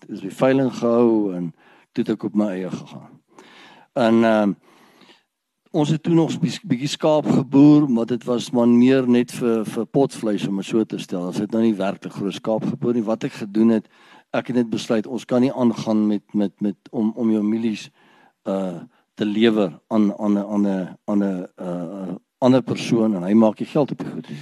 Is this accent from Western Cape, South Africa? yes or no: no; Ermelo, Mpumalanga, South Africa; ek het groot geword in Ermelo. Ek is gebore in Ermelo